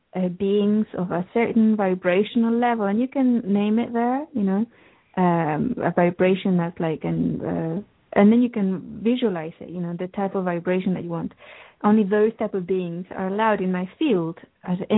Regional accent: England, United Kingdom; I grew up in England.

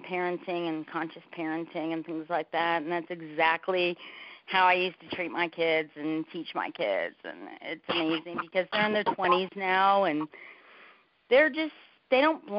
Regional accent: Miami, Florida, United States; now in Sedona, United States; I'm from Miami, you know, South Florida area

